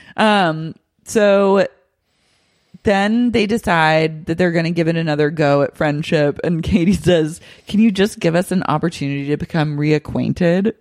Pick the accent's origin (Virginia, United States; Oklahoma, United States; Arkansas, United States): Oklahoma, United States; moved away; I grew up in Oklahoma